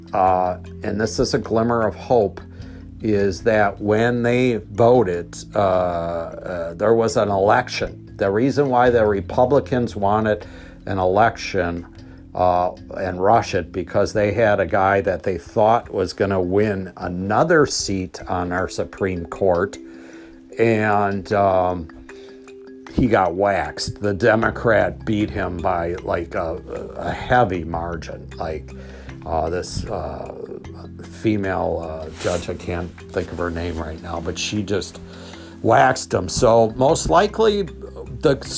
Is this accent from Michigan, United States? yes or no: no; Wisconsin, United States; CNN came to my hometown